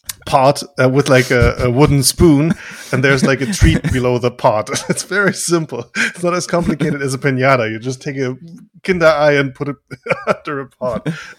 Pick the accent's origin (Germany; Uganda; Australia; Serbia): Germany; So there was this one family in our village